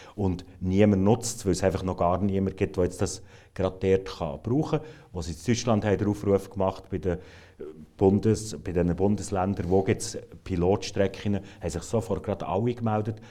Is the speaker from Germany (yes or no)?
no; Switzerland; für uns ist, als Schweizer